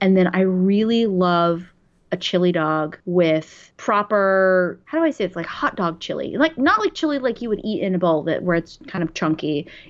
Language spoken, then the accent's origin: English; New York, United States; I'm going to hurt a lot of New Yorkers with this.